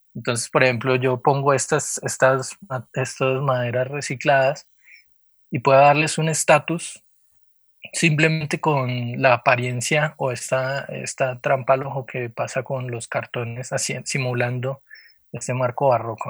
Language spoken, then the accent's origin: Spanish; Popayán, Cauca, Colombia; moved away as an adult; also born or lived in Cali; yo nací en Cali, pero casi que me crié en Popayán. Hice todo primaria y bachillerato